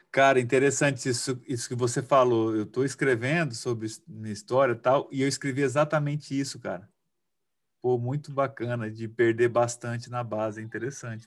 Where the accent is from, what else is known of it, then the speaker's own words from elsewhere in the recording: Cuiabá, Mato Grosso, Brazil; Eu não sou mineiro, mas sou cuiabano